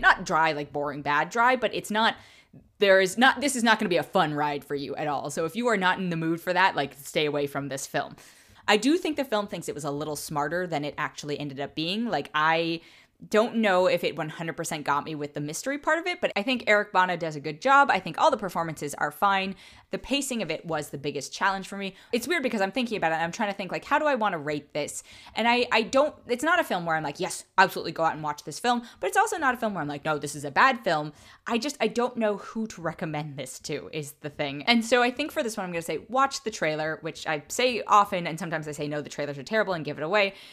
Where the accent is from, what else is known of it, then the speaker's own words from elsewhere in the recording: California, United States; as a Californian